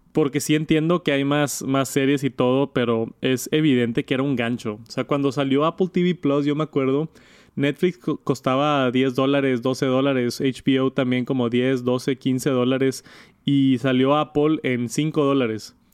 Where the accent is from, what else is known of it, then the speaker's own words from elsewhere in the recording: Monterrey, Nuevo León, Mexico; yo soy de Monterrey, de Monterrey, México